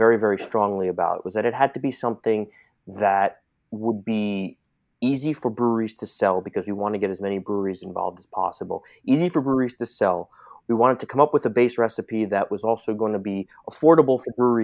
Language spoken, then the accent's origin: English; New York City, New York, United States; a native New Yorker